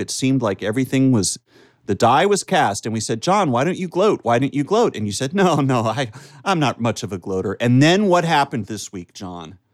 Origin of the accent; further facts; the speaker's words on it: United States; accent: American; my regular American accent